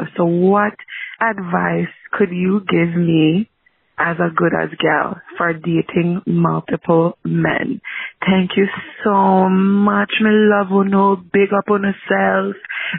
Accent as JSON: {"language": "English", "town": "Portmore", "region": "Saint Catherine", "country": "Jamaica", "said": "I'm from Portmore, Jamaica."}